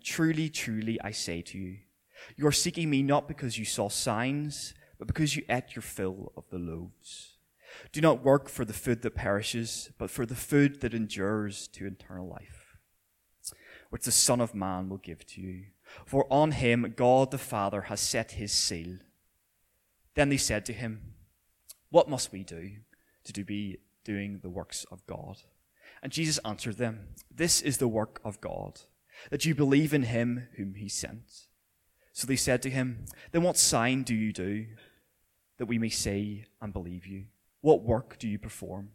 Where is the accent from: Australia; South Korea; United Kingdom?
United Kingdom; Belfast, Northern Ireland; also born or lived in Millisle; I grew up not so far from here in my teenage years in Orangefield, so I spent a lot of time running around these streets causing havoc.